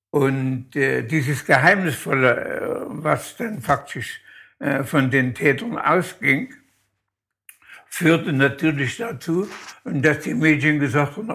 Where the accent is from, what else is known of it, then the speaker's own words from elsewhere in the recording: Luckenau, Saxony-Anhalt, Germany; moved away; also born or lived in Oranienburg; Aus Luckenau, mhm. Kreis Zeitz, Sachsen-Anhalt, mhm. ähm, im Berger Weiterdorf.